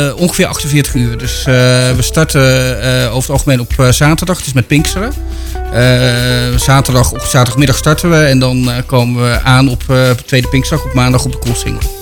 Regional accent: Breda, North Brabant, Netherlands; now in Houten, Netherlands; ik ben geboren in Breda, dus ik ben eh, de stad gewend.

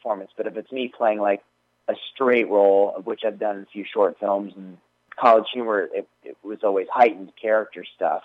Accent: Woodstock, New York, United States; moved away as an adult; also born or lived in Maryland; now in Los Angeles, United States; I was going to Woodstock Elementary School

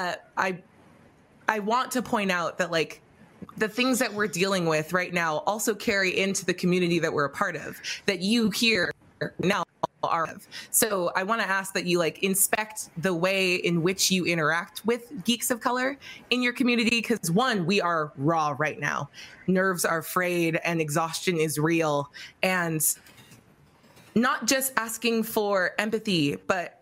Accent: Orange County, California, United States; I grew up in Orange County where I was one of the few Black people wherever I was

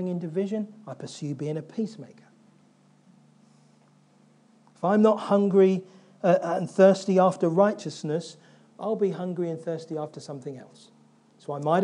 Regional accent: London, United Kingdom; I grew up in South London

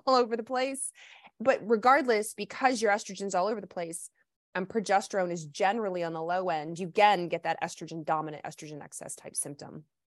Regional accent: the South, United States; moved away; also born or lived in Midwest; I grew up in the South

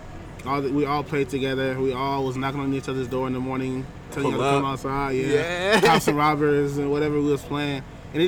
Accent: Phoenix, Arizona, United States; Born and raised in Phoenix.

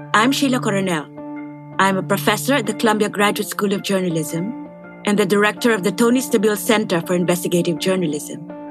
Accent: Manila, Metro Manila, Philippines; I was born and raised in Manila, in the Philippines, where America looms large.

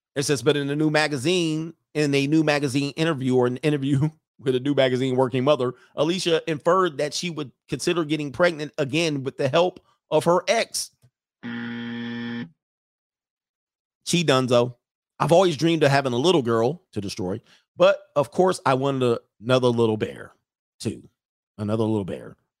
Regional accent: California, United States; I'm from California

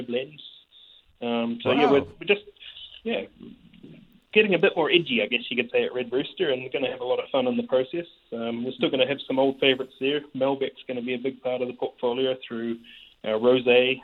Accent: New Zealand; Being a Kiwi

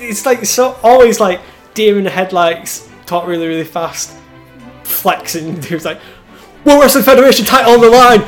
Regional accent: United Kingdom; British people

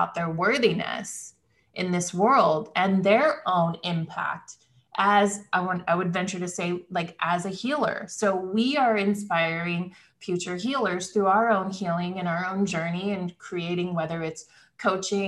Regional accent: Midwest, United States; I come from the Midwest

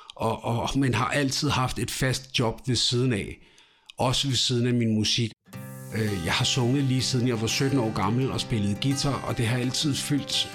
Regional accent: Amager, Capital Region of Denmark, Denmark; also born or lived in Ishøj; jeg er født i Ishøj, men dog opvokset ude i Rødtjørnen ude på Amager

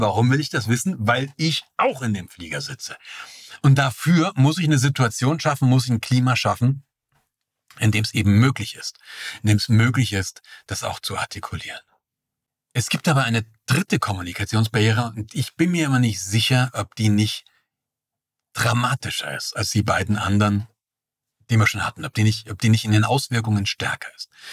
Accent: East Germany, Germany; Ich bin ja im Osten geboren

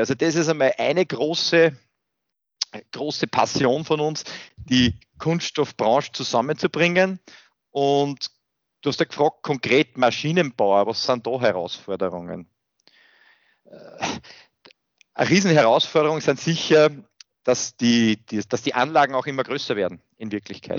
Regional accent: Austria; ich bin an und für sich in einer sehr behüteten ländlichen Umgebung aufgewachsen hier in Österreich

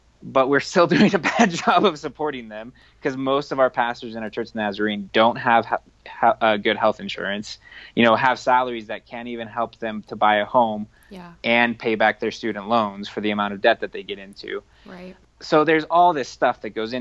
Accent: Front Range, Colorado, United States; now in Durango, United States; I grew up on the Front Range

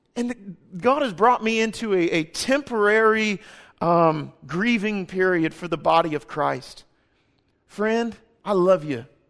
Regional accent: Kansas City, United States; we're from Kansas City. My wife and I were born and raised there

